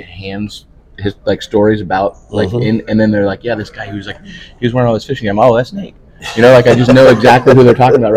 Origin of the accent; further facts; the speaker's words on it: Nebraska, United States; moved away; I grew up in Nebraska